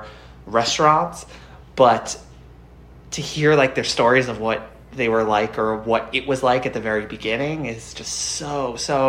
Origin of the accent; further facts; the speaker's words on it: New York City, New York, United States; I'm born and raised in New York